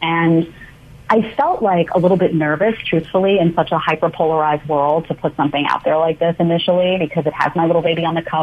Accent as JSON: {"language": "English", "town": "New York City", "region": "New York", "country": "United States", "tie": "born or raised there", "also_born_or_lived": "Manhattan", "said": "I grew up in Staten Island, New York, in a small condo behind the Staten Island Mall."}